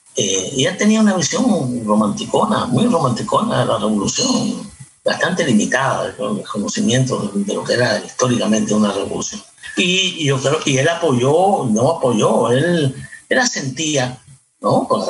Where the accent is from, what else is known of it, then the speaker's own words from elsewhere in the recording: Cuba; moved away as an adult; ya yo cuando me fui de Cuba tenía una vida en Cuba. No es que me fui de jovencito, fui ya 20 años